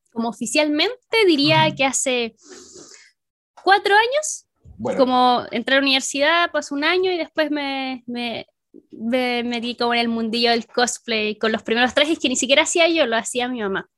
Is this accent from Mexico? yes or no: no; Chile; soy de Chile